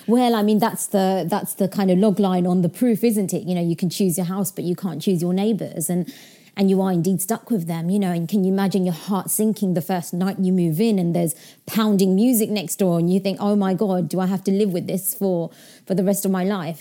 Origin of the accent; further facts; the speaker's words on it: London, United Kingdom; also born or lived in Yorkshire; I was in Yorkshire, so I wasn't in my hometown where I grew, grew up. You know, I'm back in London now